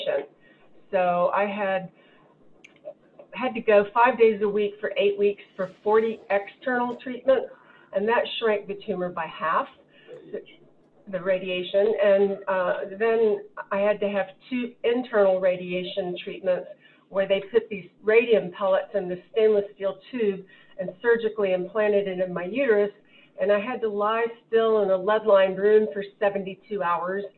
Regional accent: Jacksonville, Florida, United States; also born or lived in Havana, Cuba; I was born in Havana, Cuba. And my in-laws, Larry's parents and grandparents, helped my parents and me move to Jacksonville, Florida when I was 2 months old

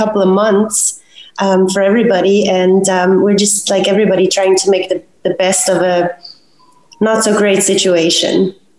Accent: Basel, Basel-Stadt, Switzerland; moved away as an adult; also born or lived in New York; now in California, United States; I was born and raised in Basel, Switzerland. I moved to the U.S. When I was 21

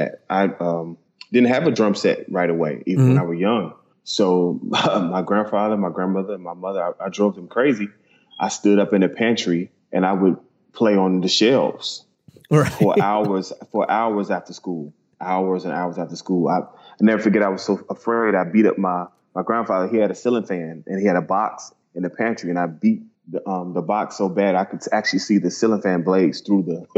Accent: Maywood, Illinois, United States; I was born and raised in Chicago in a small town like Maywood, Illinois

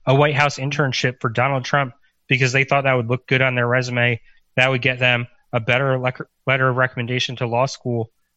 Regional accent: Quantico, Virginia, United States; I grew up outside Quantico

